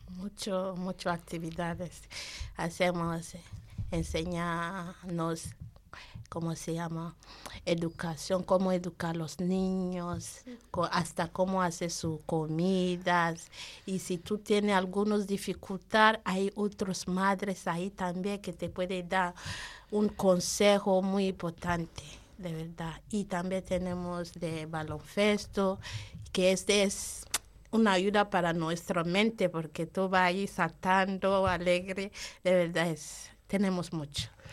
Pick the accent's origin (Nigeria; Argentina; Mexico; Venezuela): Nigeria; Spanish is a second language; now in Spain; soy de Nigeria